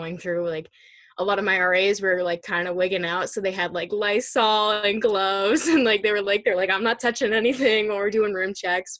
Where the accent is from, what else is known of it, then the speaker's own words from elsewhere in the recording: New Hampshire, United States; New Hampshire around my hometown